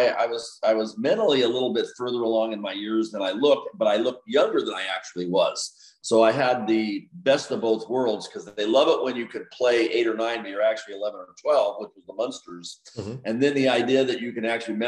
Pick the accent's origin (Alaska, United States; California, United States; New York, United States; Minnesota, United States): California, United States; Los Angeles; also born or lived in Geneseo, Illinois; I grew up in Los Angeles.